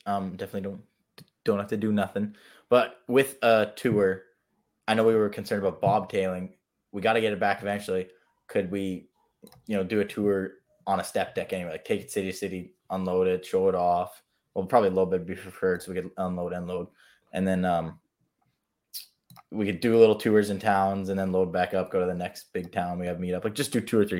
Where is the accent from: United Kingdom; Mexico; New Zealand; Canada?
Canada; Manitoba; I'm from Manitoba.